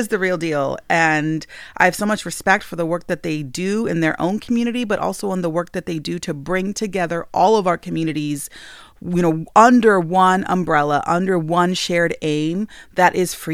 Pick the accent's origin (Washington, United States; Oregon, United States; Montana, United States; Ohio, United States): Montana, United States; I am a citizen of the Northern Cheyenne Nation